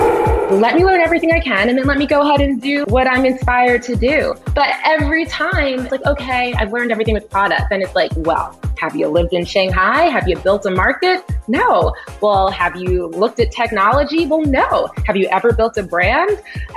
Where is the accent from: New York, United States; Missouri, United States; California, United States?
New York, United States; New York City; Born and raised in Brooklyn, New York. The daughter of Oswald Jacob, an immigrant from Trinidad. My mom is from New Jersey.